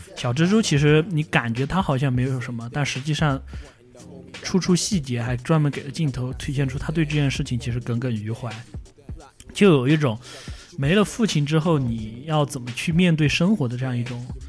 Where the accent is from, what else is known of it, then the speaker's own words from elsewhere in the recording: Yunnan, China; accent: Yunnan dialect; 我们云南话也讲